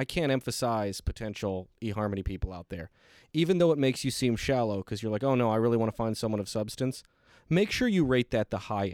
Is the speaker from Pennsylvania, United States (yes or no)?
no; Detroit, Michigan, United States; because I came from Detroit, Michigan